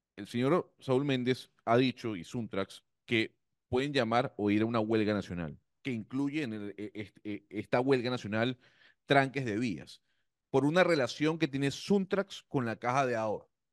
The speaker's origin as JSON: {"language": "Spanish", "country": "Panama", "said": "somos un panameño"}